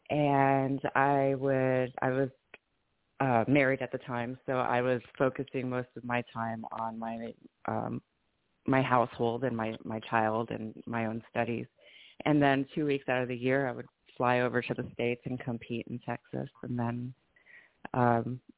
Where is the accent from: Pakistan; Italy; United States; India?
Italy; Vicenza, Veneto; I'm actually Italian, um, Italian American. I was born and raised in Italy, and uh, my dad was in the army.